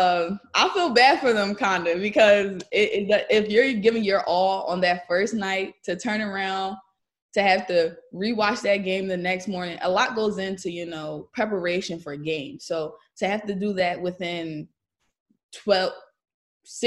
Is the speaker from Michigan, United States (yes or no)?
no; Pennsylvania, United States; I'm from Pennsylvania. We were on the same AAU team growing up.